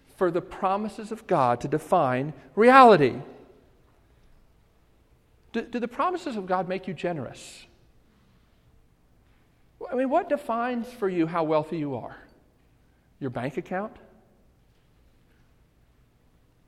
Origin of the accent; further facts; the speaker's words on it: Baltimore, Maryland, United States; I grew up in Baltimore, and we lived on the highest hill in Baltimore County